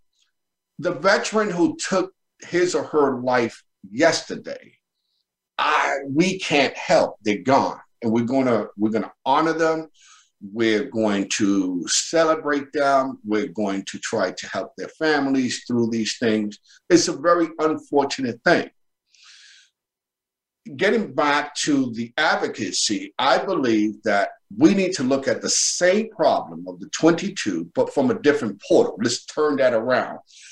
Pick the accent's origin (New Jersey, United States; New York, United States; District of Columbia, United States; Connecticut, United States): New York, United States; New York City; Born and raised in Brooklyn, New York, in the Bushwick Bedford-Stuyvesant section of the BK there